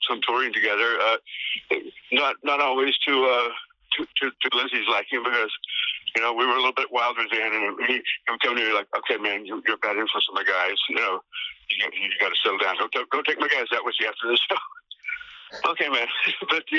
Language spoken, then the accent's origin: English; Oklahoma, United States; moved away; I was from Oklahoma